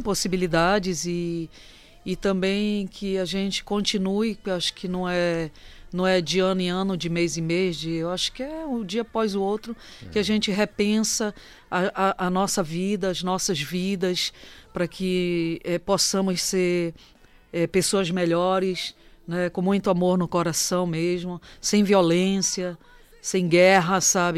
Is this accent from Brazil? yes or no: yes; Belém, Pará, Brazil; um período que eu volto para Belém